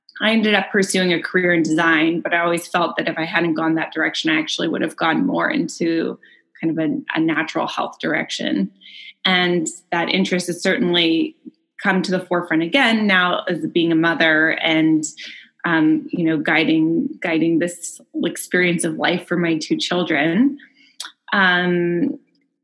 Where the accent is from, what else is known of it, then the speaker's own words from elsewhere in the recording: Bay Area, Northern California, United States; I grew up in the Bay Area in Northern California